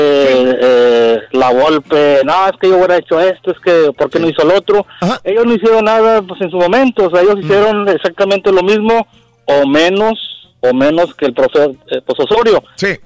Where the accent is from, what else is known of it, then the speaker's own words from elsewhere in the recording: Mexico; como buenos mexicanos